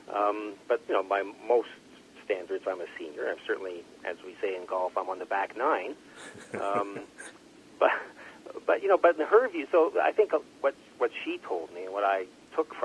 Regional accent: Montreal, Quebec, Canada; now in Toronto, Canada; I'm from Montreal.

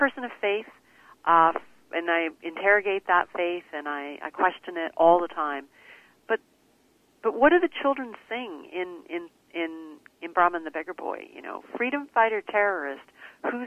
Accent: Canada; also born or lived in India; I was born in India, came to Canada as a young girl

